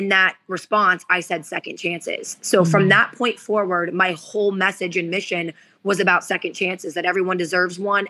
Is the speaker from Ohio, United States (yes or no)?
yes; West Virginia, Ohio, United States; moved away as an adult; now in Florida, United States; Where I grew up in Ohio, it was very gray